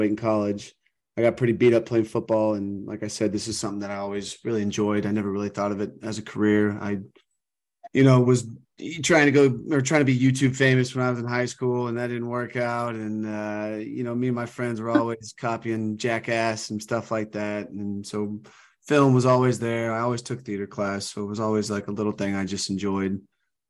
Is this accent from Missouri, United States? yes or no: no; Austin, Texas, United States; moved away as an adult; I'm from Austin, Texas. I came out here after college